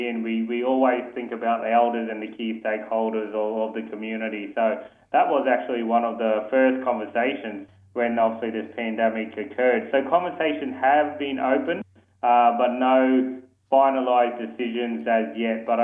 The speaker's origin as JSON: {"language": "English", "town": "Mount Isa", "region": "Queensland", "country": "Australia", "tie": "born or raised there", "said": "I'm a Christian and a Kalkadoon one year young leader boy born and bred in Mount Isa."}